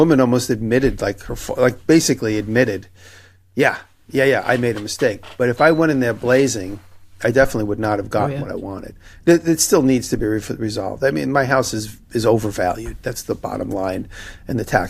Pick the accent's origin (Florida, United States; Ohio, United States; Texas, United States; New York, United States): New York, United States; as a New Yorker